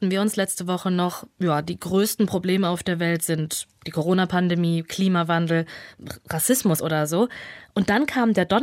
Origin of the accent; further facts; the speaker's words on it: Germany; also born or lived in Kazakhstan; Zu meinem Hintergrund erstmal, ich bin in Kasachstan geboren und meine Familie kam dann nach Deutschland, als ich vier war.